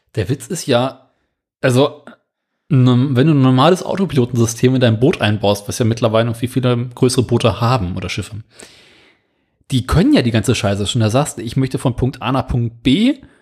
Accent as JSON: {"language": "German", "country": "Germany", "said": "bei uns in Deutschland"}